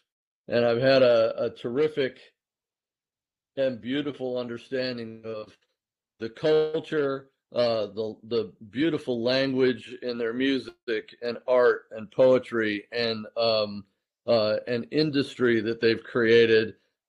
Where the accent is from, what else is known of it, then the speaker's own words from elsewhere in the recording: Southern California, United States; also born or lived in Detroit, Michigan / the Midwest; I was born in Detroit. I was brought up in Southern California and then subsequently the Midwest before we went back to Southern California.